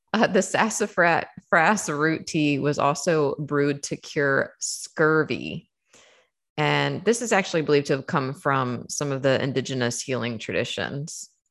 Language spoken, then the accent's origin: English; Saint Mary's County, Maryland, United States; moved away; I was born and raised in Saint Mary's County, Maryland